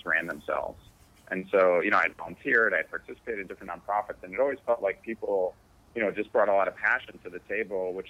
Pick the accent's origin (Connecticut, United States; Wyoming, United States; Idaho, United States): Connecticut, United States; also born or lived in New York; I grew up in Connecticut